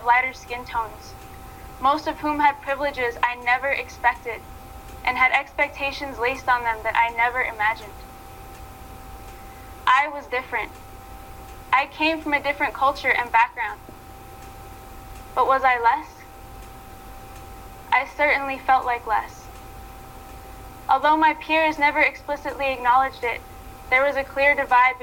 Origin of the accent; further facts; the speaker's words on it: Pine Ridge Reservation, South Dakota, United States; I am from the Pine Ridge Reservation here in South Dakota